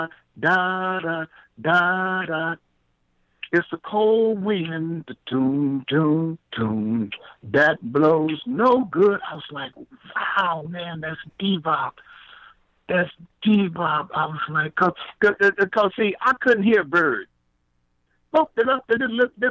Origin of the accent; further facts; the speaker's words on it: Houston, Texas, United States; moved away; also born or lived in San Francisco; growing up in Texas in the late 40s and the early 50s